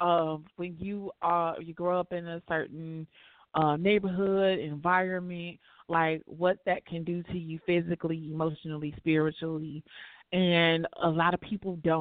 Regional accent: Chicago, Illinois, United States; We both from the West Side

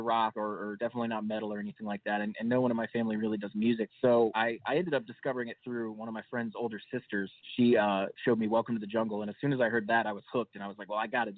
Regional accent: Charlotte, North Carolina, United States; moved away; We're from Charlotte, North Carolina originally

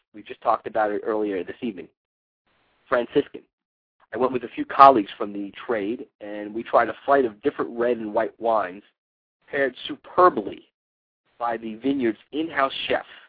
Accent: New York City, New York, United States; New York City, uh, my hometown

